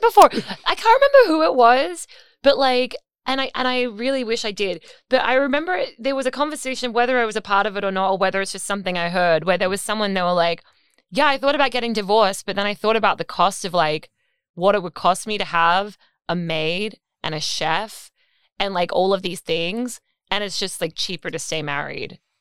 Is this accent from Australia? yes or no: yes; Australia; now in New York, United States; we are Australian